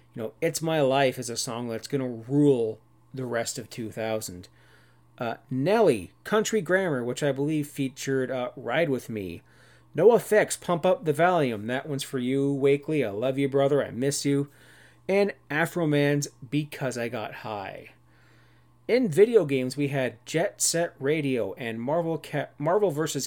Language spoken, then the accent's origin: English; Cannington, Ontario, Canada; I grew up in Brock Township in Ontario, Canada